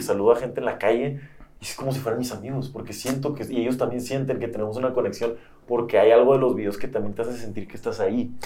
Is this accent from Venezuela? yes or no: no; Tijuana, Baja California, Mexico; moved away as an adult; also born or lived in San Diego / Monterrey / Mexico City; de Baja California, de donde yo soy originalmente